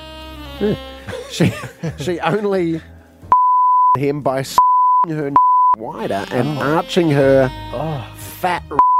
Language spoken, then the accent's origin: English; Adelaide, South Australia, Australia; I didn't grow up in Adelaide Best. I grew up in Adelaide, the city.